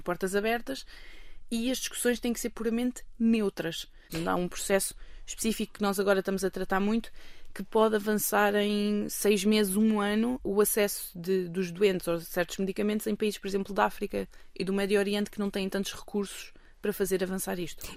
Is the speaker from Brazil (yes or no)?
no; Almada, Setúbal, Portugal; now in Basel, Switzerland; Eu cresci em Cacilhas, sim, em Almada. Almada é a minha cidade